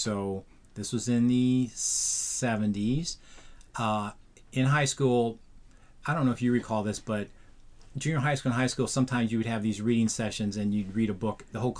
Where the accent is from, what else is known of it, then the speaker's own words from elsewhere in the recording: Oakland, California, United States; also born or lived in Los Angeles, California; I would say Oakland. Even though I was partly raised in Los Angeles, I always claim Oakland as my home.